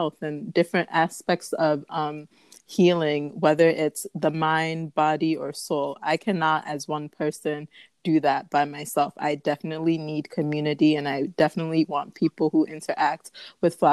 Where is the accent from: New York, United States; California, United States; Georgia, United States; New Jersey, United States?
New York, United States; upstate; also born or lived in Ghana; I was born in upstate New York. And then as a baby, I went right back to Ghana.